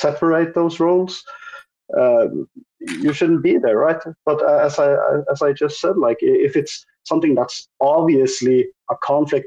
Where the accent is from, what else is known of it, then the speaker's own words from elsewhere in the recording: Norway; I'm from Norway.